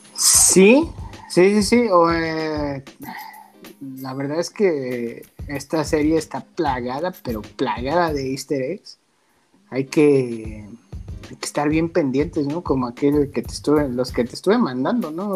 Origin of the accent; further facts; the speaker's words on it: Mexico; lo dije como mexicano